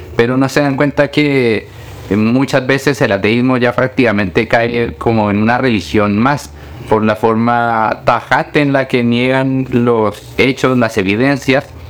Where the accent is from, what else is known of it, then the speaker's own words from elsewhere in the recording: Colombia; moved away; also born or lived in Chile; Yo nací en Colombia, yo soy colombiano, y allá en Colombia íbamos a una iglesia